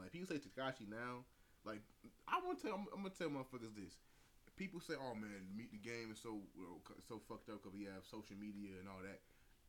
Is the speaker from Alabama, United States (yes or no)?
no; New York City, New York, United States; So I'm from New York, New York. This is how we do.